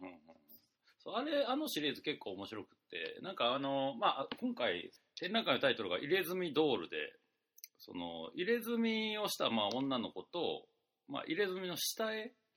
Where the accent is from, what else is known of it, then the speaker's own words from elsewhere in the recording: Mie, Japan; 俺の出身の三重県